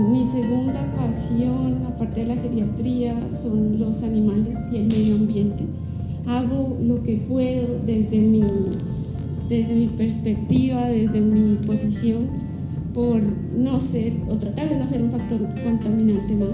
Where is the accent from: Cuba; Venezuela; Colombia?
Colombia; Pasto, Nariño; moved away as an adult; also born or lived in Popayán; now in Bogotá, Colombia; yo vengo de Colombia. Nací en una parte de Colombia que queda al sur, que se llama Nariño, y su capital que es Pasto.